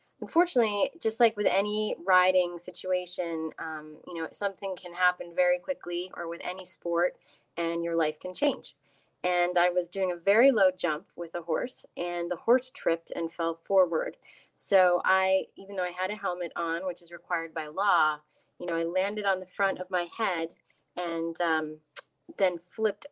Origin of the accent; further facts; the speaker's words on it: Wyoming, United States; also born or lived in Minnesota; now in Boston, United States; I was born in Minnesota, but raised in Wyoming.